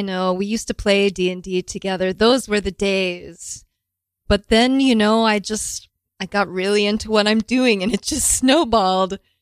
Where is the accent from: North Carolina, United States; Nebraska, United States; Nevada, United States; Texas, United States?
Texas, United States; Houston; moved away; Houston, Texas